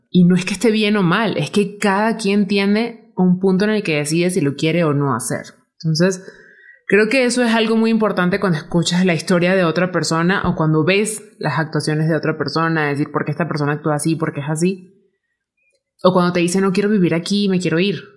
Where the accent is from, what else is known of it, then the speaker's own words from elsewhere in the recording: Venezuela; moved away as an adult; now in Mexico; yo soy de Venezuela